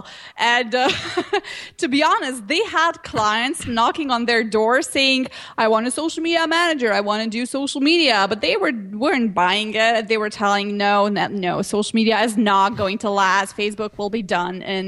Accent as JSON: {"language": "English", "country": "Slovenia", "said": "I'm from Slovenia"}